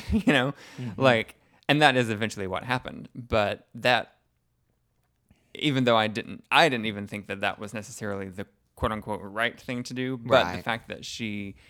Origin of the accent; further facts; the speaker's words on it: Deep South, United States; you know, we come from the Deep South. We come from a place where a relationship like ours is not always, you know, welcomed and accepted by each other's families.